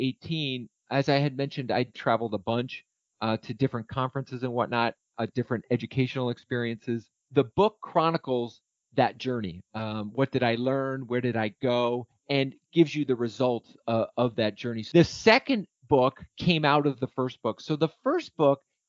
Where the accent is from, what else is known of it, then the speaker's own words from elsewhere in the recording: Nassau, New York, United States; moved away; My hometown is Nassau, New York